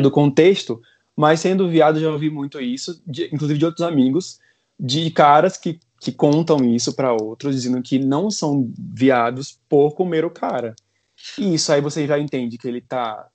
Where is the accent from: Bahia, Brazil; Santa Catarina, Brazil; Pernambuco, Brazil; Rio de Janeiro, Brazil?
Bahia, Brazil; Salvador; moved away; eu venho de Salvador